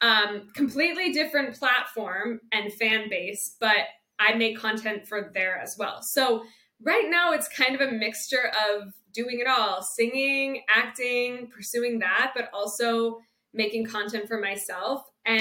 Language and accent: English; Philadelphia, Pennsylvania, United States; moved away as an adult; also born or lived in New York / Shanghai / Beijing; now in Hong Kong; I grew up in Philadelphia, but I lived most of my adult life in New York.